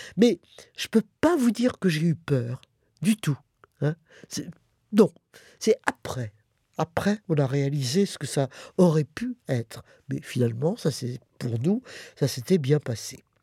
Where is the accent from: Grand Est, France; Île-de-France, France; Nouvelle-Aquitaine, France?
Île-de-France, France; Paris; also born or lived in Montmorency; On a fait l'exode et puis après on est rentré à Paris évidemment euh, on a subi l'occupation allemande